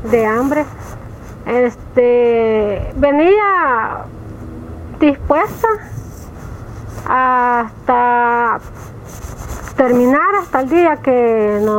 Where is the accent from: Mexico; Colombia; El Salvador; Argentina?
El Salvador; Florencia; Me costó porque no le quieren dar trabajo a los que somos de Florencia, porque dicen que somos boncheras.